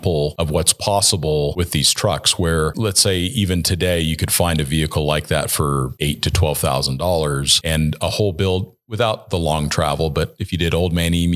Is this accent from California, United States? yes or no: yes; Southern California, United States; moved away; I grew up in Southern California